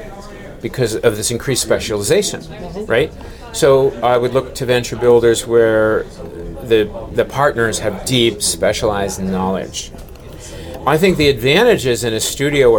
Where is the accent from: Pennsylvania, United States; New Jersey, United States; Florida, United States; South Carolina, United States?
New Jersey, United States; accent: New Jersey; I say it like I'm from New Jersey